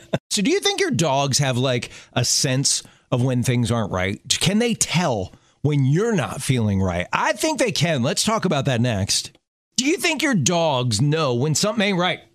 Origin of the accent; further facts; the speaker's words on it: Maryland, United States; I learned to drive in Maryland